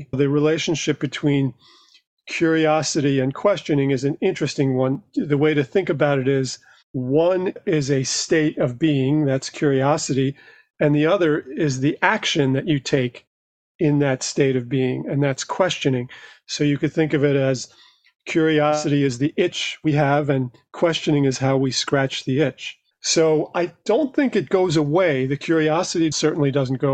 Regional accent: New York City, New York, United States; I grew up in New York, just outside Manhattan in Queens.

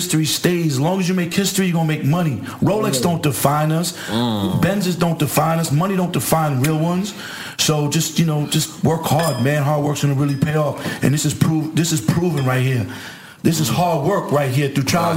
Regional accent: New York City, New York, United States; moved away; where we grew up in Queens

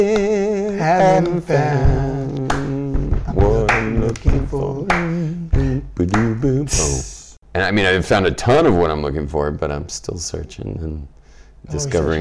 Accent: Los Angeles, California, United States; I was born and raised in Los Angeles, California, in West LA, a place called Brentwood.

